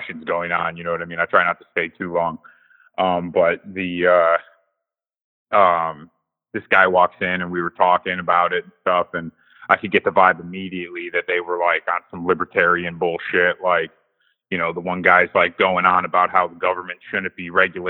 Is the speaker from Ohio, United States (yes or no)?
yes; Ohio, United States; I'm from Ohio